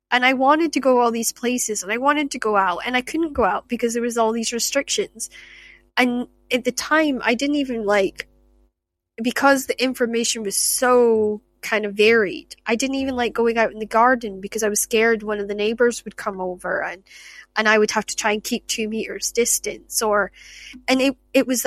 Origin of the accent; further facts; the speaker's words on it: Shetland, Scotland, United Kingdom; moved away; growing up in Shetland